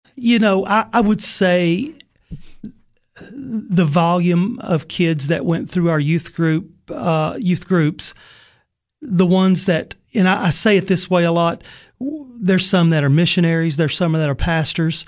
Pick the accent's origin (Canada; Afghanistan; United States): United States; Sparta, Tennessee; I grew up in White County in Sparta